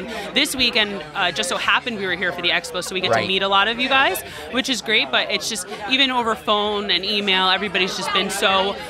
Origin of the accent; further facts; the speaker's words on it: New Jersey, United States; So I'm from North Jersey.